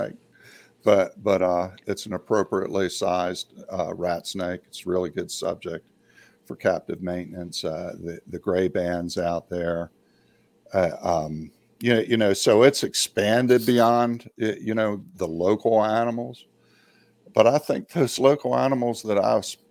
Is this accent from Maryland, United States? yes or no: yes; Maryland and Delaware area, United States; I grew up in Maryland and Delaware area